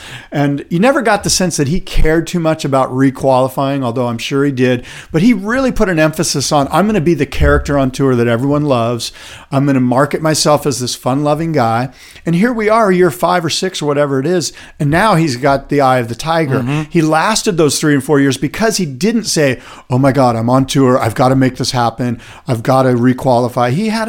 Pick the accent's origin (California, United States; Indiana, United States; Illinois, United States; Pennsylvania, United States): California, United States; Encinitas; Colin Smith, who I grew up with in the Encinitas area